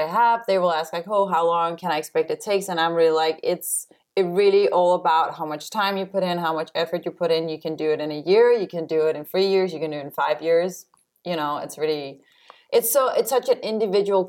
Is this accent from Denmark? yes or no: yes; Copenhagen area, Northern Zealand, Denmark; English is a second language; moved away as an adult; now in New York City, United States; I am from the Copenhagen area. Uh-huh. So, I'm from Zealand. I'm from Northern